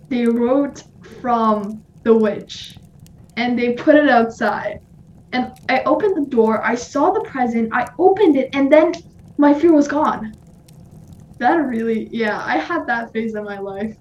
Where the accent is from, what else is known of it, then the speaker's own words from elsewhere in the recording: Iran; moved away; I'm from Iran